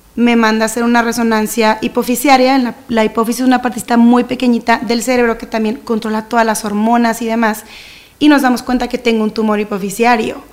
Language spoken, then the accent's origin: Spanish; Monterrey, Nuevo León, Mexico; soy de Monterrey, tengo toda mi vida aquí